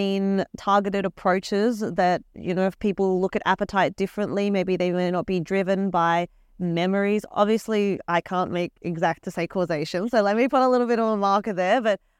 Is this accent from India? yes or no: no; Australia; I'm from the University of Queensland, all the way from Australia.